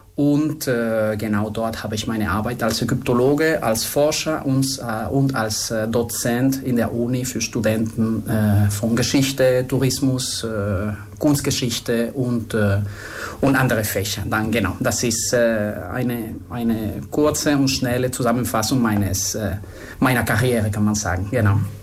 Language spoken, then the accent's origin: German; Spain; German is a second language; moved away as an adult; also born or lived in France / Germany / Luxor, Egypt; also ich bin Spanier. Äh, ich sage immer, dass ich in Spanien geboren bin